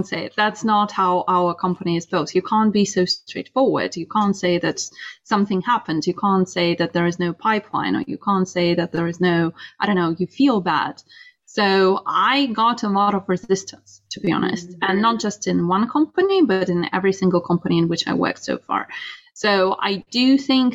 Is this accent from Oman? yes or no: no; Russia; now in United Kingdom; growing up in Russia